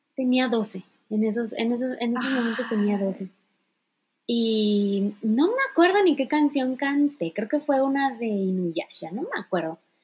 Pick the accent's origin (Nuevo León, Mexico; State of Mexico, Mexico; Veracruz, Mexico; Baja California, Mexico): Veracruz, Mexico; Poza Rica; moved away as an adult; now in Japan; soy de Poza Rica, Veracruz, orgullosamente. Eh, viví 18 años de mi vida hasta que cumplí la mayoría de edad